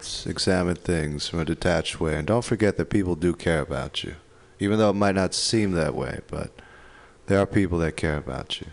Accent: New York, United States; also born or lived in Detroit; now in San Francisco, United States; I grew up in New York, so I'm used colder.

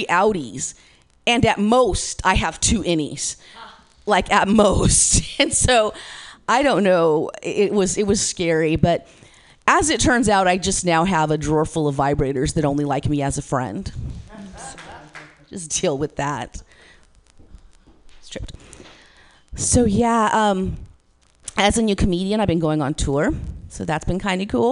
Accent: Modesto, California, United States; I'm from Modesto. I'm from 209 in the Central Valley here

